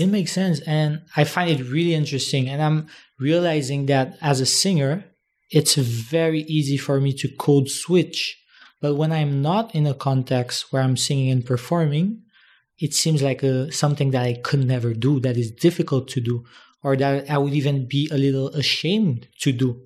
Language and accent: English; Haiti; now in Dominican Republic; from Haiti and I was born there.